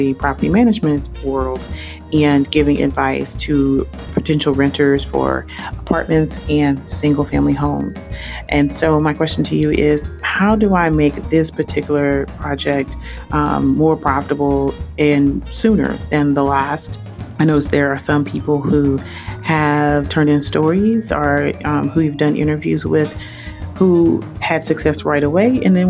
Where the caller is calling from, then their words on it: Atlanta, Georgia, United States; I'm calling from the Atlanta, Georgia area.